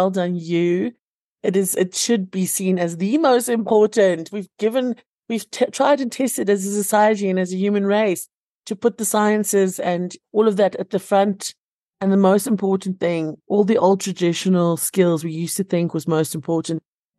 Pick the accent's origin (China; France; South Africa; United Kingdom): South Africa; Cape Town, Western Cape; now in Johannesburg, South Africa; And because I had this theater degree, I came up to Joburg from Cape Town.